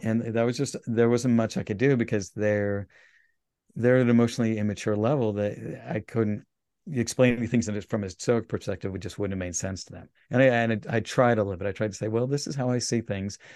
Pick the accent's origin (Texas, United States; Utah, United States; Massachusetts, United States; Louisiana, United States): Utah, United States; Salt Lake City; I grew up in Salt Lake